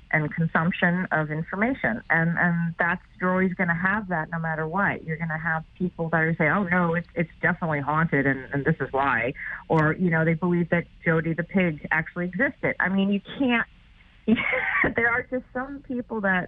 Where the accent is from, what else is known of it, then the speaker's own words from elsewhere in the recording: New York, United States; I'm a New Yorker